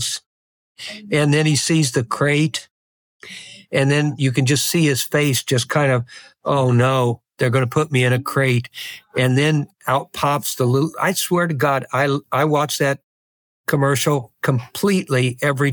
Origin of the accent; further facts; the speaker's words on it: Midwest, United States; now in Bay Area, United States; where I grew up in the Midwest on the farm